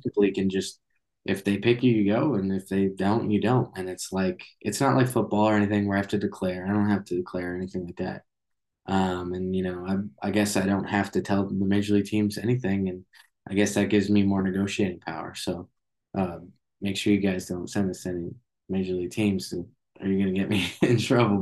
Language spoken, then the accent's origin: English; Boston area, Massachusetts, United States; born or raised there